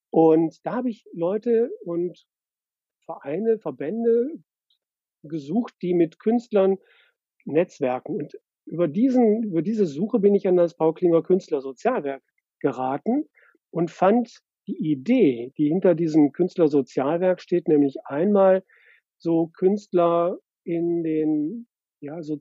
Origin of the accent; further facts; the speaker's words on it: Essen, North Rhine-Westphalia, Germany; now in Hamburg, Germany; Ich bin im Ruhrgebiet in Essen geboren